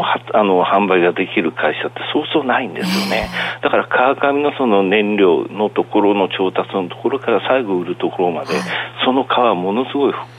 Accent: Akita, Japan; moved away; うちの田舎なんだけど、秋田は

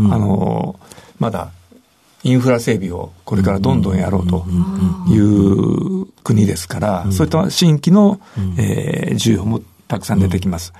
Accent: Niihama, Ehime, Japan; moved away; also born or lived in Nagoya; 愛媛県で生まれました。愛媛県の新居浜市というところです。

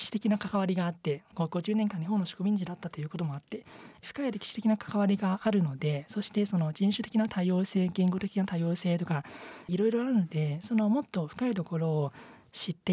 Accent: Taiwan; Japanese is a second language; now in Japan; 時々自分は実は台湾出身なんですって言ったら

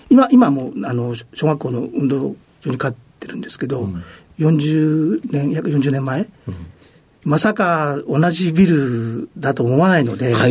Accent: Kushiro, Hokkaido, Japan; えっ、と、北海道の釧路市です。

